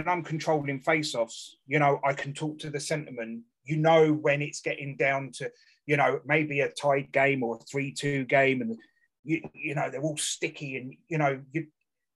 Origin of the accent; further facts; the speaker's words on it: Bracknell, South East England, United Kingdom; also born or lived in Surrey; I grew up in Bracknell, obviously, when I was a lot younger.